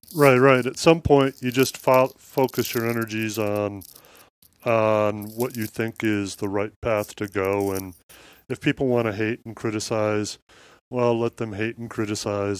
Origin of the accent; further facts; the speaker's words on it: Midwest, United States; I grew up in Midwest farmland